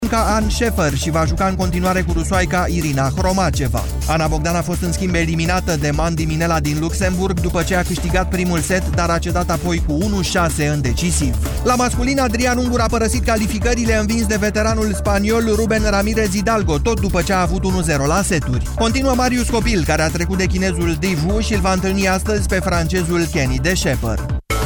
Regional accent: Brașov, Brașov County, Romania; eu sunt din Brașov

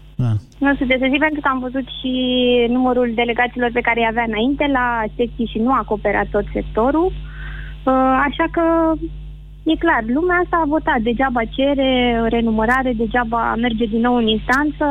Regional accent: Bucharest, Romania; Sunt din București

